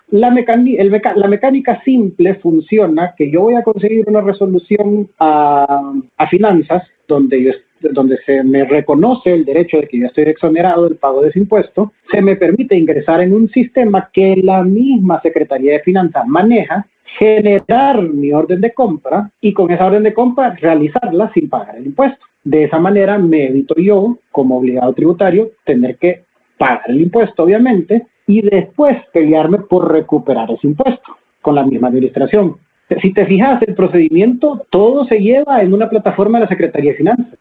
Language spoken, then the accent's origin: Spanish; Honduras; todos somos hondureños y todos vivimos en Honduras